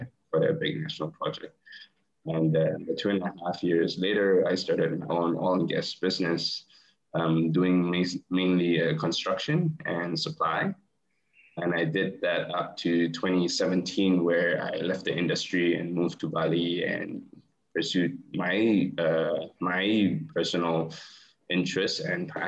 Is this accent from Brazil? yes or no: no; Malaysia; also born or lived in United Kingdom; I'm from Malaysia